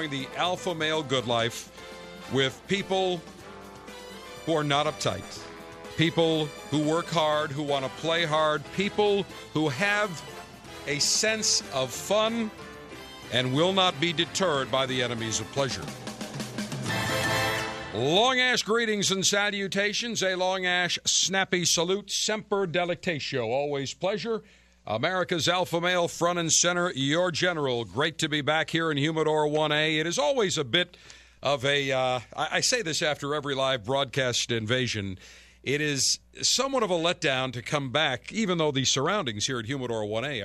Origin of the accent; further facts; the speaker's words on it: Buffalo, New York, United States; moved away; my hometown area of Buffalo in Western New York.